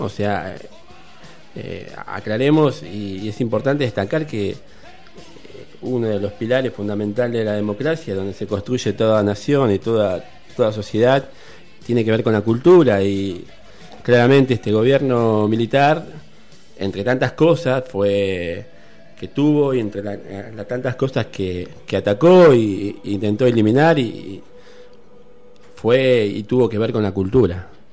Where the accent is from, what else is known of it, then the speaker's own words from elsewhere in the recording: Argentina; una de las más sangrientas dictaduras que nos tocó vivir como argentinos